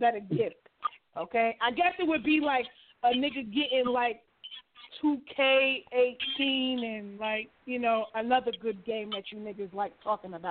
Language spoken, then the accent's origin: English; Boston, Massachusetts, United States; I'm from Boston, Massachusetts.